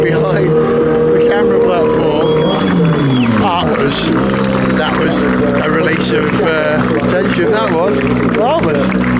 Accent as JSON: {"language": "English", "region": "Wales", "country": "United Kingdom", "said": "as a Welshman"}